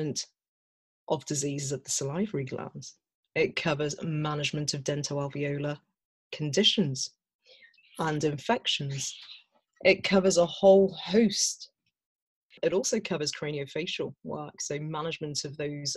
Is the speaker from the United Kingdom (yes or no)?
yes; Birmingham, West Midlands, United Kingdom; I was born and brought up in Birmingham, the West Midlands.